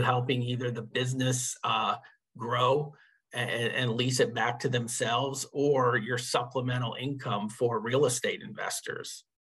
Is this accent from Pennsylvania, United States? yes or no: yes; Northeast Pennsylvania coal region, United States; also born or lived in suburbs of Philadelphia, Pennsylvania; I grew up in Northeast Pennsylvania in the coal region